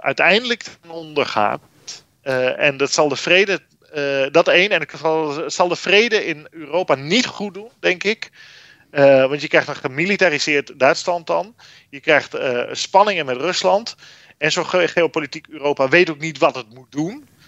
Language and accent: Dutch; Netherlands; wij als Nederlanders